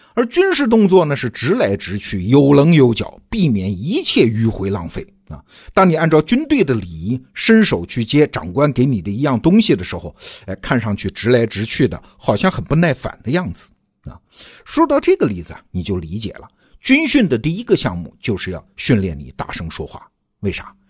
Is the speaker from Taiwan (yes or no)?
no; China; 我们中国人